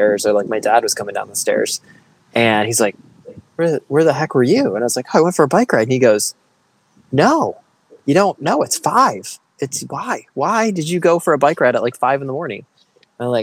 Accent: Michigan, United States; I grew up in Michigan. I grew up in the country

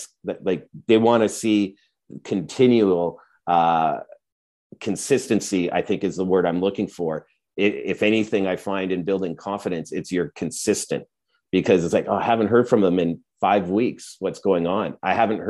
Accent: Edmonton, Alberta, Canada; I grew up in Edmonton

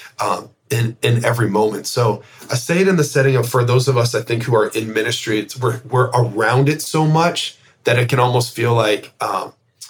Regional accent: Canada; as a Canadian

